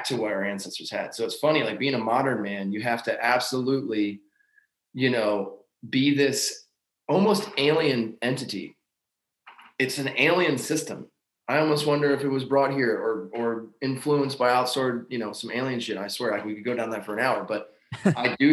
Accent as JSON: {"language": "English", "area": "Lancaster County", "region": "Pennsylvania", "country": "United States", "tie": "born or raised there", "moved": "yes", "lives_now": "Madison, Tennessee, United States", "said": "I grew up in Lancaster County by all the Amish people and understood slow country living and farming and that kind of lifestyle"}